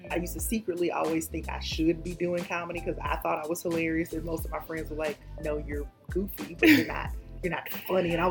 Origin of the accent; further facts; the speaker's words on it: Columbus, United States; I'm from Columbus, and um, I so when I left Columbus, I went to University of Georgia.